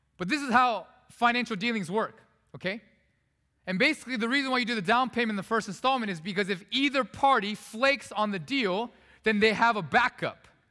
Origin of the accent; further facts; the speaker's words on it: South Korea; also born or lived in Vancouver, Canada; now in United States; I was born in Korea. I'm not actually a U.S. born citizen, but I'm a citizen now.